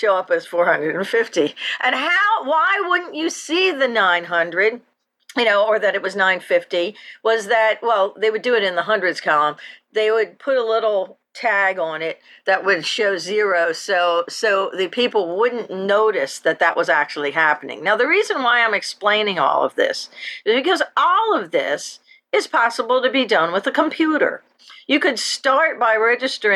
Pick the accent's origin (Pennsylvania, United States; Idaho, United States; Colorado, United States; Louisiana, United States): Pennsylvania, United States; Philadelphia; I grew up in Philadelphia